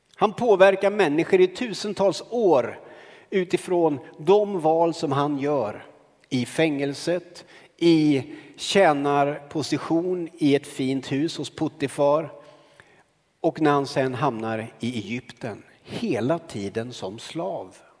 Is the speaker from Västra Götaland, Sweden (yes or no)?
no; Karlskoga, Örebro County, Sweden; När jag växte upp i Karlskoga